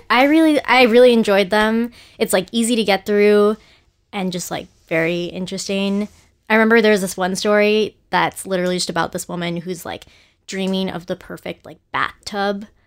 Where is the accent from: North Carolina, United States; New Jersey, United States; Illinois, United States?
New Jersey, United States; moved away as an adult; also born or lived in Boston; now in New York, United States; I'm from New Jersey.